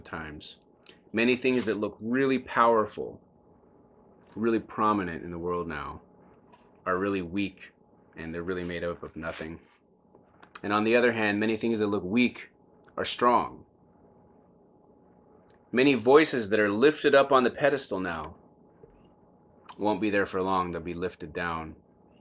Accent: United States; I'm so glad that I'm an American

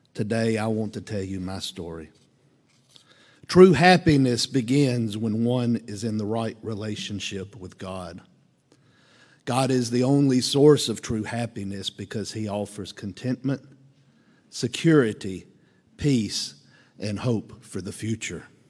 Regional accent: Columbia, United States; I grew up here in Columbia.

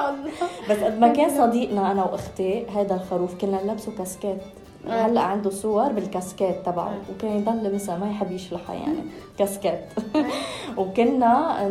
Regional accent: Lebanon; عشت طفولتي بلبنان

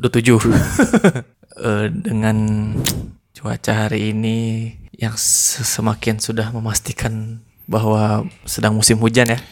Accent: near Ciwidey, West Java, Indonesia; daerah deket kampung gue, Ciwidey

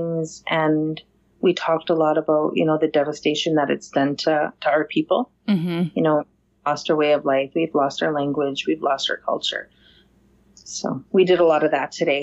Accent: Grand Rapids, Manitoba, Canada; I come from the Missipaistic Cree Nation, and that is the English name is Grand Rapids First Nation. And it's a small community of about 1,200 in northern Manitoba, Canada

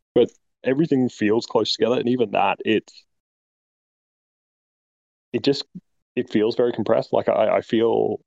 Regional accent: Brisbane, Queensland, Australia; I'm from Brisbane, Australia.

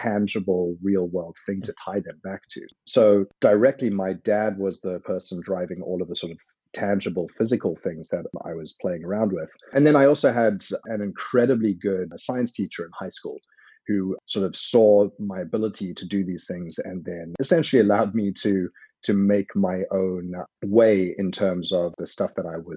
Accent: South Africa; moved away; I benefited from growing up in South Africa

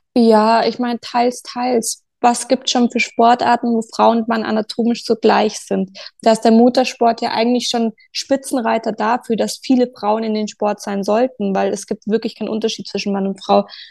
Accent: Munich, Bavaria, Germany; Also ich komme aus München

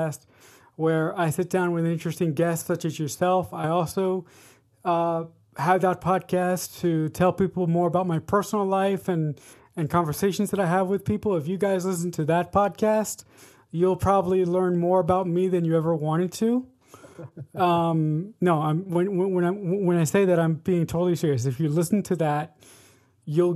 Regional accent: Westchester County, New York, United States; I'm from Austin, New York, and it's a little small town in Westchester County that nobody's ever heard

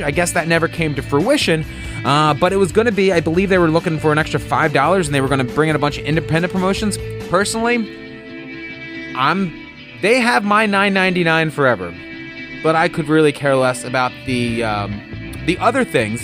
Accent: New Jersey, United States; I'm from New Jersey

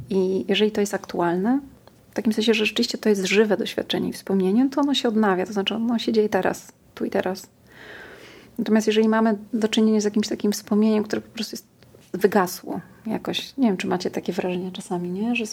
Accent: Warsaw, Masovian Voivodeship, Poland; wychowywałam na Ursynowie.

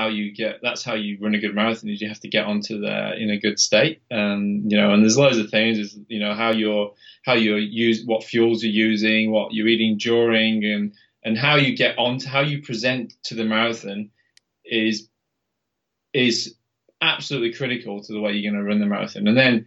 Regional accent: Halifax, Yorkshire and the Humber, United Kingdom; Yeah. I mean, and where I lived in Halifax, that's the centre of the Pennines, right? It's like super hilly, like really hilly.

